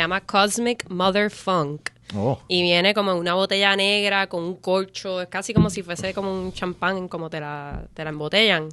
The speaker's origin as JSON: {"language": "Spanish", "country": "Puerto Rico", "tie": "born or raised there", "said": "yo me crié en Coupe, en mm. la calle Paraná"}